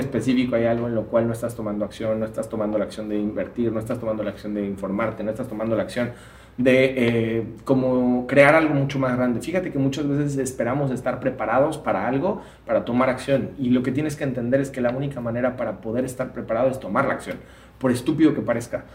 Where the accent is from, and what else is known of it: Mexico